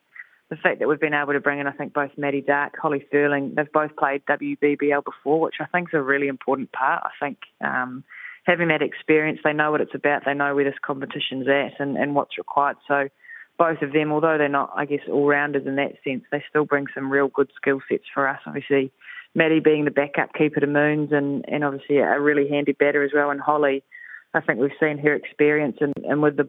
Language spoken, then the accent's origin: English; New Zealand; us Kiwis